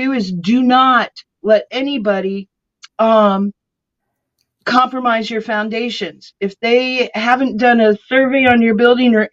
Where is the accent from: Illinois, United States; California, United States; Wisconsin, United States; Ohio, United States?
California, United States; also born or lived in Kentucky; now in South Florida, United States; I am from California, was up in Kentucky, came down here to move my grandmother